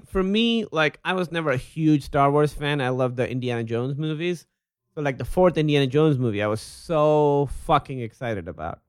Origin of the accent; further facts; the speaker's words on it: Pakistan; when I was a little kid, I grew up in Pakistan